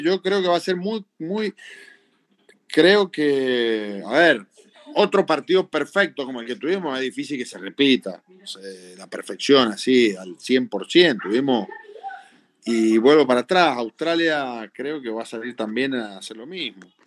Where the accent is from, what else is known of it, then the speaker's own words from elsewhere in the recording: Argentina; somos, somos argentinos